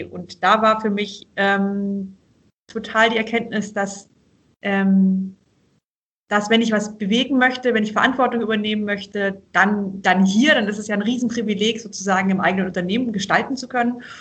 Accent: Obereisenbach, Baden-Württemberg, Germany; Denn wir sind hier eben aufgewachsen in Oberschwaben, meine, also meine Kinder, meine Schwestern und ich, äh, in einem kleinen Dorf, also Obereisenbach bei Tettnang hier ist eher Landwirtschaft

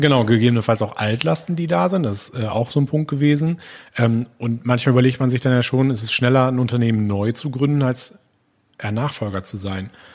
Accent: Gronau, North Rhine-Westphalia, Germany; now in Ochtrup, Germany; ich bin auch äh, gebürtiger Gronauer, wohne momentan in Ochtrup

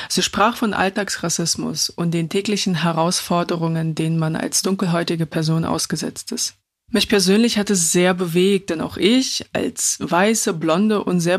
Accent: Latvia; now in Germany; Ich bin 2003 aus Lettland nach Deutschland gekommen und bin mit zwei Kulturen in einem Herzen aufgewachsen.

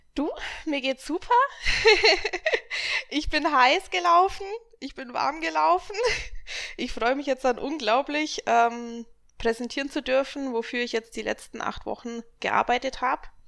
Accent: Augsburg, Bavaria, Germany; Und ich komme aus Augsburg.

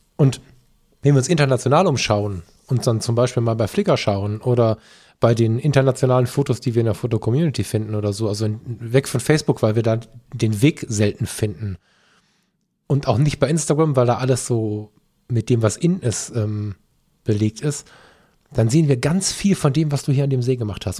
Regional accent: Ruhr area, North Rhine-Westphalia, Germany; bei uns im Ruhrgebiet

